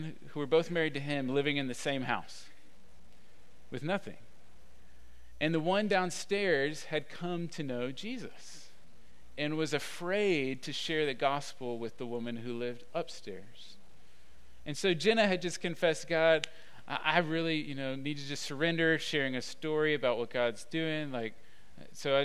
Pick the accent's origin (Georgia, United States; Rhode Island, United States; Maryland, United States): Georgia, United States; Atlanta; now in Austin, United States; I'm from Atlanta